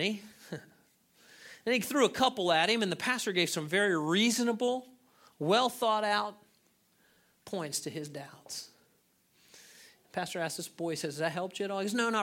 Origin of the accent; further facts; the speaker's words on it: United States; As American Christians